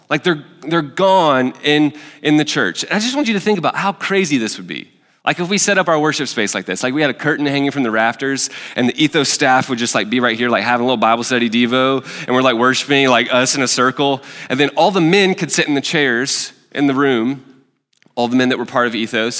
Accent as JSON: {"language": "English", "region": "Alabama", "country": "United States", "moved": "yes", "lives_now": "Nashville, United States", "said": "I'm from Alabama, so there's, like, deep rooted, like, Alabama versus Auburn"}